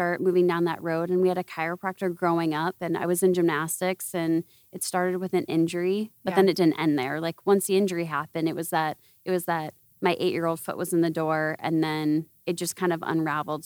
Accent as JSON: {"language": "English", "region": "Iowa", "country": "United States", "moved": "yes", "said": "I'm from Iowa originally."}